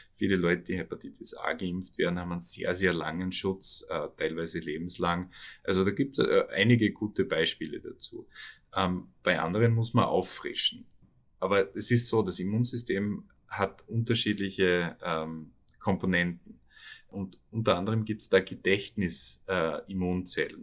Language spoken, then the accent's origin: German; on the Carinthian border, Styria, Austria; moved away as an adult; also born or lived in Köflach / Vienna; now in New York, United States; Ich bin auch Steirer, ich bin auf der Backe aufgewachsen, also an der Kärntner Grenze eigentlich, hart an der Grenze